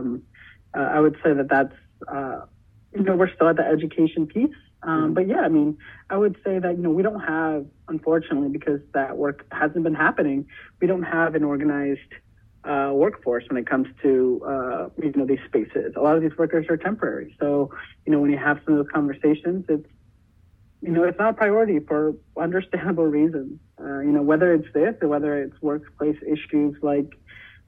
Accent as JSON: {"language": "English", "town": "Sioux City", "region": "Iowa", "country": "United States", "tie": "born or raised there", "said": "my hometown Sioux City"}